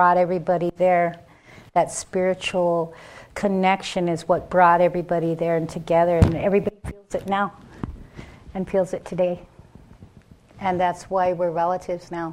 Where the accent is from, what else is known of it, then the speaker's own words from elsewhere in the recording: Rosebud, South Dakota, United States; I'm Sichangu Lakota from Rosewood, South Dakota